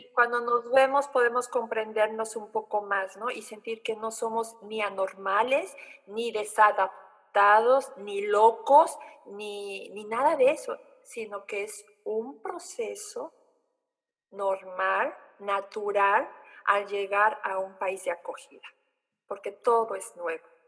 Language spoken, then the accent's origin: Spanish; Oaxaca, Mexico; moved away as an adult; now in Germany; en mi tierra de origen, eh, Oaxaca, 15 grados es el frío máximo que tenemos